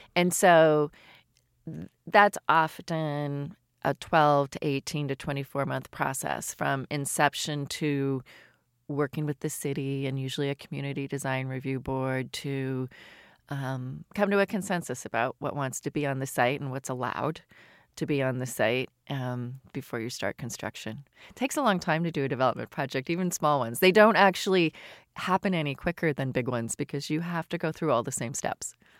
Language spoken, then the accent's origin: English; outside of Toronto, Ontario, Canada; moved away as an adult; also born or lived in London / Paris; now in Seattle, United States; I grew up in Canada outside of Toronto